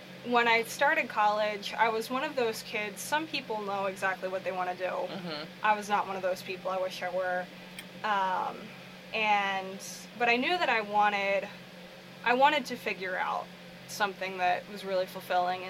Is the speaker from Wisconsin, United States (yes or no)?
no; Forest Hill, Maryland, United States; also born or lived in Bel Air; I am from Harford County. I grew up in Forest Hill and now live in Bel Air